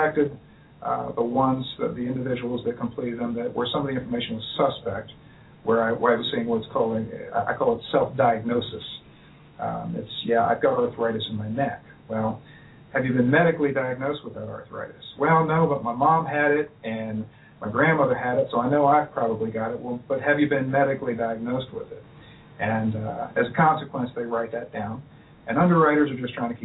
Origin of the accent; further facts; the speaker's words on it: Orlando, Florida, United States; moved away as an adult; now in Cincinnati, United States; Well, I grew up in Florida. I spent 30 years down there in Orlando